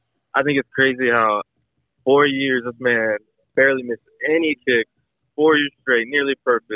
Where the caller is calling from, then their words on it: Tuscaloosa, Alabama, United States; I'm calling from Tuscaloosa, Alabama.